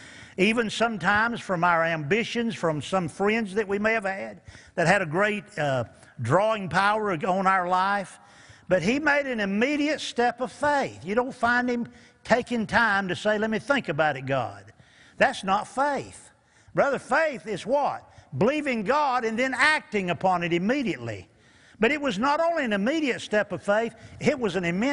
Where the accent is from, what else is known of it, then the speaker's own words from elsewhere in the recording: Eastern North Carolina, United States; moved away; also born or lived in Newport News, Virginia; We're from Eastern North Carolina, moved up to Newport News and got saved up there